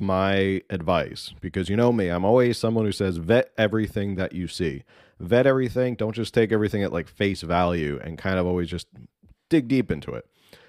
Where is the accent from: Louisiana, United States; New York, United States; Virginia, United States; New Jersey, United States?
New Jersey, United States; My home state of New Jersey was the worst performing state, the study found.